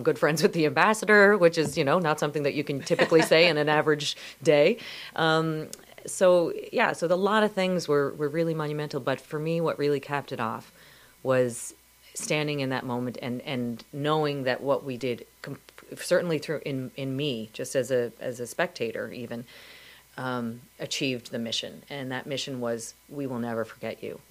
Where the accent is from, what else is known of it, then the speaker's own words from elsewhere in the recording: Canada; as a Canadian